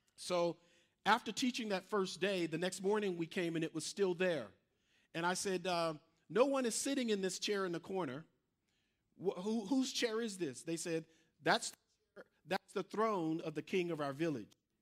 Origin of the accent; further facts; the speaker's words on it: Mississippi, United States; moved away; I'm from Mississippi